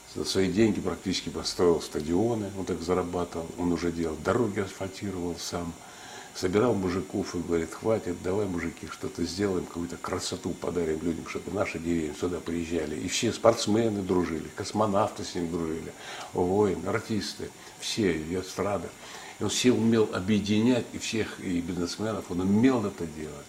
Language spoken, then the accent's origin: Russian; Tsugol Datsan, Buryat settlement, Zabaykalsky Krai, Russia; also born or lived in Urluk, Krasnochikoysky District; Я родился в Бурятском поселке, в Цугульском Дацане, в этом монашеской келье